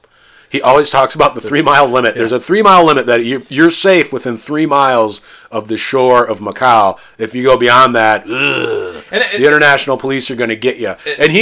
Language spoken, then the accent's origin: English; the Midwest on the Mississippi River, United States; I grew up in the Midwest on the Mississippi River where it gets humid.